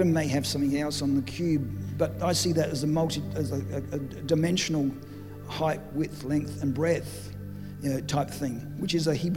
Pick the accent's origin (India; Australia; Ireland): Australia; Adelaide, South Australia; we come from Adelaide